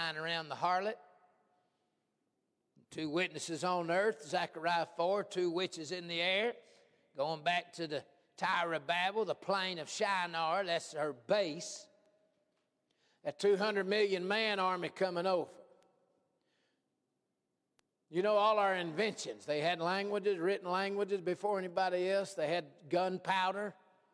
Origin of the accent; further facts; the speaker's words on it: United States; As an American